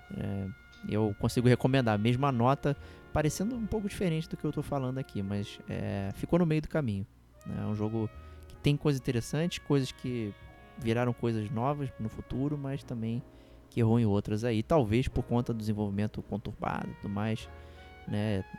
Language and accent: Portuguese; Brazil; A gente, como brasileiro